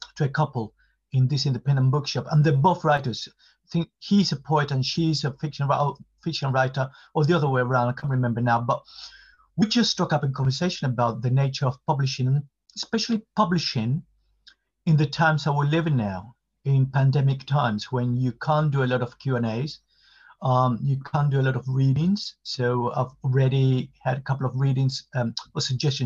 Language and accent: English; Havana, Cuba; English is a second language; moved away as an adult; now in London, United Kingdom; I was born in Havana, downtown Havana, what we call Central Havana